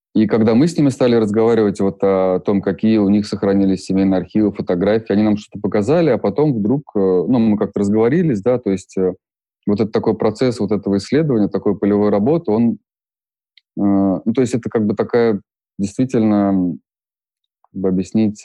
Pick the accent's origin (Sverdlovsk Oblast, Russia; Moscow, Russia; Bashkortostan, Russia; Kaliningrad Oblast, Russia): Bashkortostan, Russia; Ufa; moved away; я родился в Уфе, и я 10 лет прожил э, во дворе